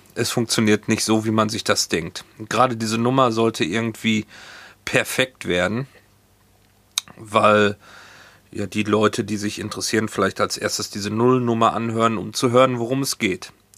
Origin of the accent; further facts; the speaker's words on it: Hagen, North Rhine-Westphalia, Germany; moved away as an adult; now in Hamburg, Germany; Ich bin 1971 in Hagen, Nordrhein-Westfalen geboren